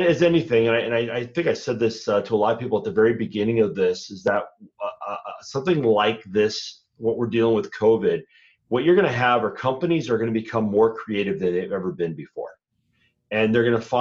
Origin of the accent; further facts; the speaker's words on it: Minnesota, United States; I'm from Minnesota